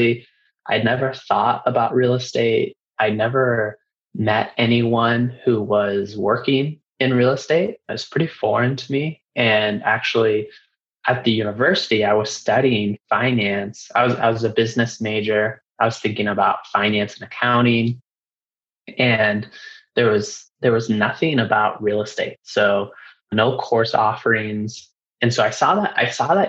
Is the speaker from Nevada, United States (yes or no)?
yes; Reno, Nevada, United States; I was born and raised in Reno, Nevada, and I actually stayed local